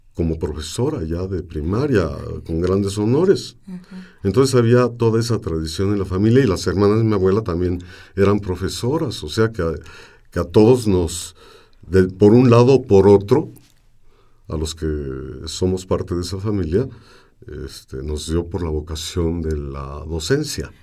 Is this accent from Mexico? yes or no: yes; Mexico City, Mexico; Nací en Santa María la Ribera, en la calle del Álamo, que hoy se llama Mariano Azuela. Y entonces este, crecí entre eh, las gentes del barrio